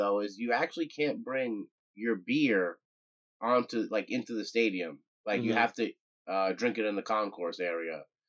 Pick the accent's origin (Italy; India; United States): United States; New York; If you're from a city like me and Mike here, we're from New York